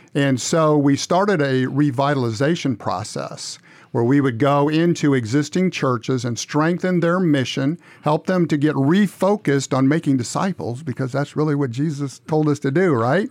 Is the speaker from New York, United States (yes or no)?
no; Missouri, United States; moved away as an adult; also born or lived in Upper Michigan / Fort Smith, Arkansas; now in Cordova, United States; I grew up in Missouri